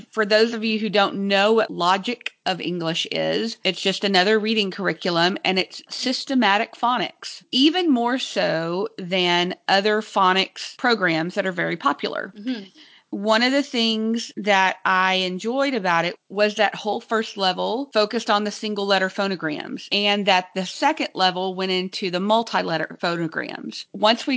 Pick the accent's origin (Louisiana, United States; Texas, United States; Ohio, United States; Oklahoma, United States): Texas, United States; Being a Texan, I knew that my phonograms were a little bit drawn out and some had some big diphthongs in them.